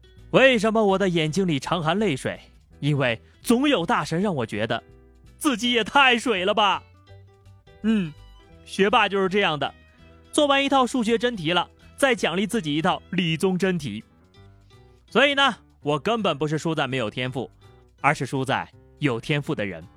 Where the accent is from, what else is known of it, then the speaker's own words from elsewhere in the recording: Shanghai, China; 阿拉上海人啊